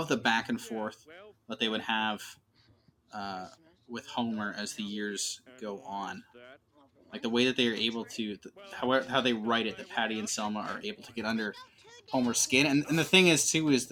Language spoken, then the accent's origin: English; Oshawa, Ontario, Canada; We go to the Oshawa Center. We're Canadian, by the way.